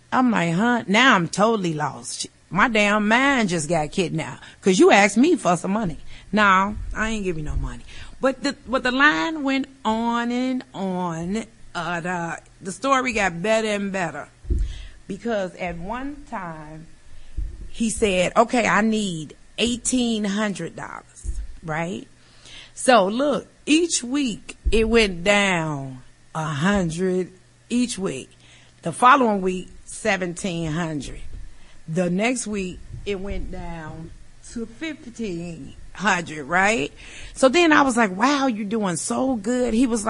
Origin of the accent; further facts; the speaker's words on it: Chicago, Illinois, United States; I'm from Chicago